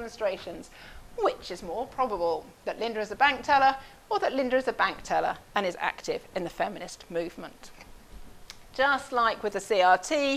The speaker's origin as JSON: {"language": "English", "town": "Oxford", "region": "South East England", "country": "United Kingdom", "said": "I'm from Oxford"}